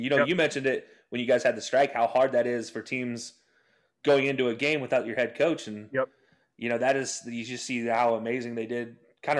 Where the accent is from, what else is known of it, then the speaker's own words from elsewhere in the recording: Utah, United States; growing up in Utah